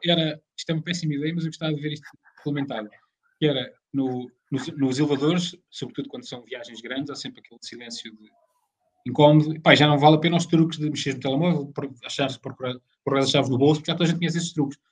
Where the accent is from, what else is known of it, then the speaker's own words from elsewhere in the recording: Leiria, Centro, Portugal; eu sou de Leiria